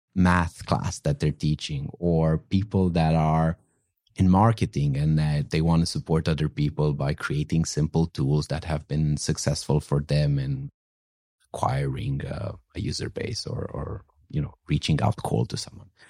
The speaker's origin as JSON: {"language": "English", "region": "northwest Romania", "country": "Romania", "tie": "born or raised there", "also_born_or_lived": "London, United Kingdom", "moved": "as an adult", "lives_now": "San Francisco, United States", "said": "I actually grew up in a in an incredibly small village in the northwest of Romania."}